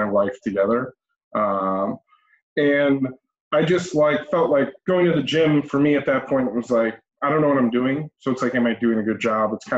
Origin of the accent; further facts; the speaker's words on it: Chicago, Illinois, United States; I'm born and raised in Chicago, Southsider